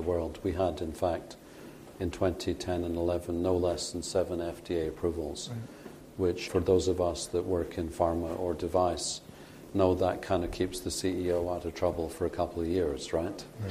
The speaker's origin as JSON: {"language": "English", "region": "Scotland", "country": "United Kingdom", "moved": "yes", "said": "I like to say as a Scotsman"}